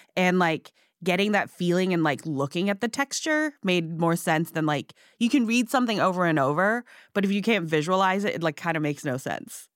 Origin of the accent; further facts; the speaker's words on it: Hong Kong; also born or lived in Singapore; now in United States; I was born in Singapore and I grew up in Hong Kong